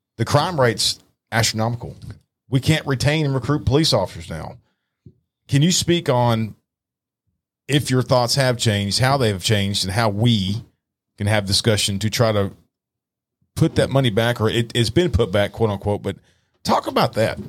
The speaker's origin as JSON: {"language": "English", "town": "Dallas", "region": "Texas", "country": "United States", "tie": "born or raised there", "moved": "yes", "said": "I grew up, born and raised in Dallas. I moved to East Texas"}